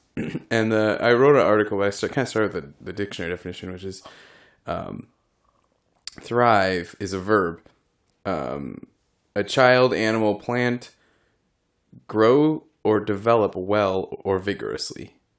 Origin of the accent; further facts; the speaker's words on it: Illinois, United States; I'm from Illinois